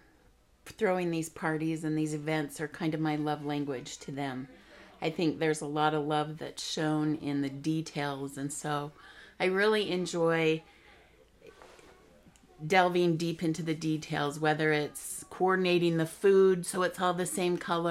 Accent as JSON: {"language": "English", "town": "Orem", "region": "Utah", "country": "United States", "tie": "born or raised there", "also_born_or_lived": "Provo, Utah / Seattle, Washington", "moved": "as an adult", "said": "raised in Orem."}